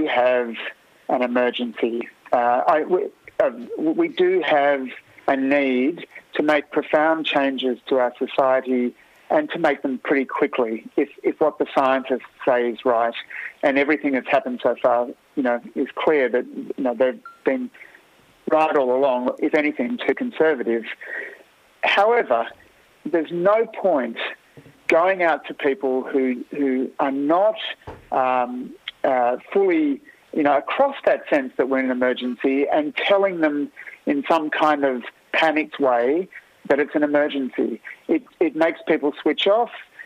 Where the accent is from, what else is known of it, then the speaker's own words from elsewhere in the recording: Australia; as an Australian